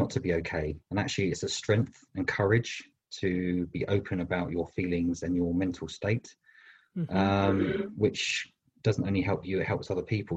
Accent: London, United Kingdom; moved away as an adult; now in Bristol, United Kingdom; I was born in London, but I moved to Bristol 20 years ago

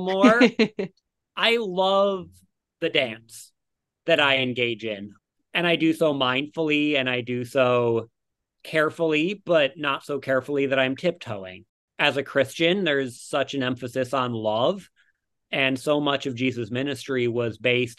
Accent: Detroit, Michigan, United States; now in Brooklyn, New York, United States; I grew up in Detroit

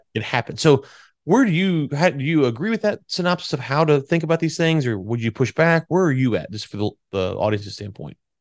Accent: United States; also born or lived in Louisiana; I'm from Texas and Louisiana

